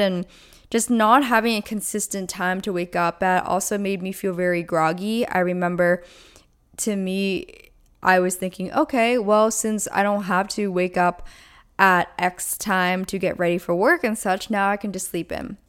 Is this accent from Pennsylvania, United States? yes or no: yes; Pennsylvania, United States; moved away; I am originally from Pennsylvania, so all my family's back there